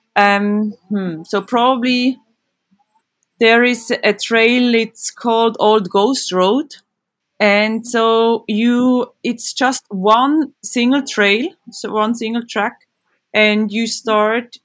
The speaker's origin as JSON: {"language": "English", "country": "Switzerland", "tie": "born or raised there", "said": "I'm from Switzerland. I grew up in this beautiful country"}